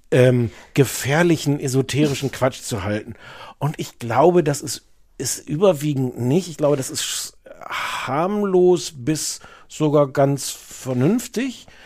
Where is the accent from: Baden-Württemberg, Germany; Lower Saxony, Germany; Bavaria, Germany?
Lower Saxony, Germany; Osnabrück; ich komme aus Osnabrück